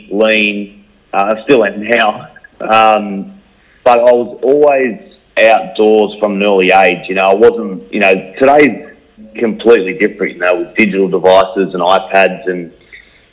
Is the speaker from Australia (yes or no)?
yes; Liverpool, New South Wales, Australia; we grew up just outside Liverpool, which is about 30 k's outside of Sydney